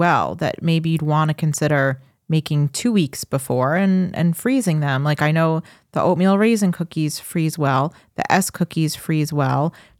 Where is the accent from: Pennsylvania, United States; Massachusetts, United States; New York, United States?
New York, United States; Farmingdale; I grew up in Farmingdale. It was a house that was behind the 7-Eleven that was on Route 109, like right near Secatog Avenue.